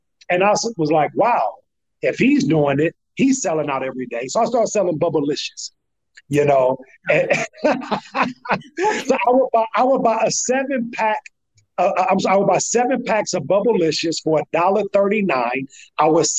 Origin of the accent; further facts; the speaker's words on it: St. Louis, Missouri, United States; born there; You know, I was born in St. Louis, Missouri.